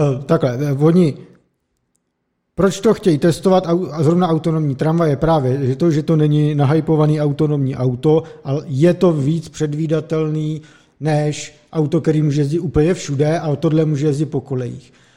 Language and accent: Czech; Vysočina Region, Czechia; pocházíme z Vysočiny a mám příbuzný třeba na vesnici